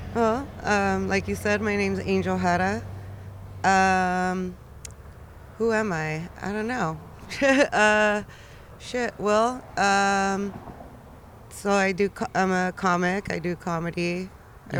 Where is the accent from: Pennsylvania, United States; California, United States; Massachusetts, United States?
California, United States; Pomona; I was actually born and raised in Pomona